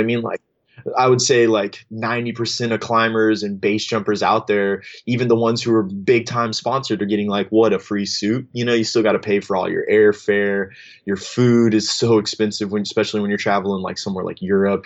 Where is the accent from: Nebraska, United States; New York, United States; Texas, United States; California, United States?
Texas, United States; Austin; I grew up in in in the Austin, Texas area